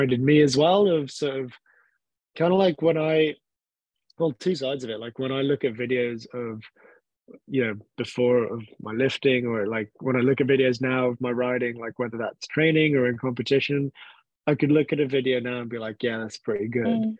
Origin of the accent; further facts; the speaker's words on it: Hong Kong; now in United Kingdom; growing up in Hong Kong, that's all I've known as well